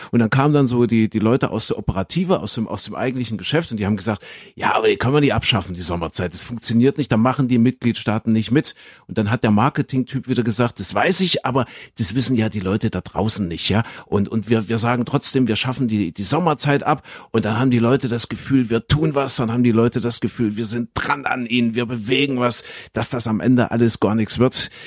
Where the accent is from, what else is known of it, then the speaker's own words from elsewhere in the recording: Saxony, Germany; Ich komme ja aus Sachsen.